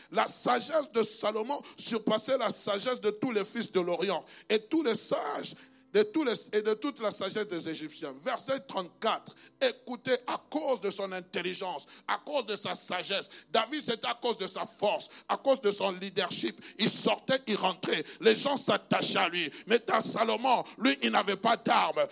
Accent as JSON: {"language": "French", "country": "DR Congo", "moved": "yes", "said": "il est dans mon pays d'origine, en République démocratique du Congo"}